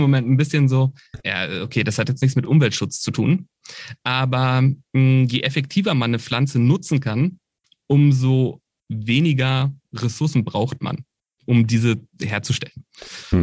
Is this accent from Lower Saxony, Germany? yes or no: no; Berlin, Germany; ich komme aus Berlin, das heißt Brandenburg ist die direkte Umgebung gewesen